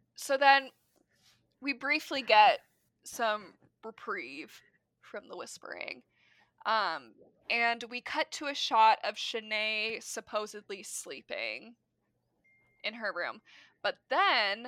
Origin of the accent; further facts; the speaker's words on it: Midwest, United States; As a Midwesterner